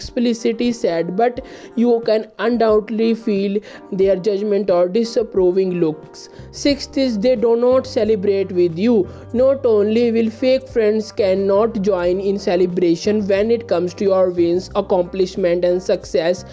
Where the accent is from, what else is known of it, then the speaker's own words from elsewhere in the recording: India; I am from India.